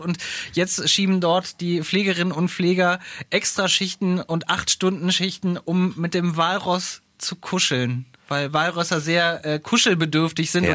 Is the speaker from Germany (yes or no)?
yes; Scharzfeld, Lower Saxony, Germany; ich komme aus dem Südharz, aus äh, Scharzfeld am Harz